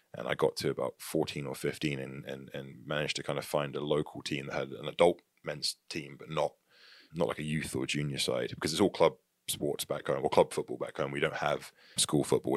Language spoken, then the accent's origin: English; Tavistock, South West England, United Kingdom; moved away as an adult; also born or lived in Plymouth; now in United States; I was born in a, a, a city called Plymouth in the U K. And I grew up mainly in Tavistock, the town of Tavistock, which is about twenty minutes north of Plymouth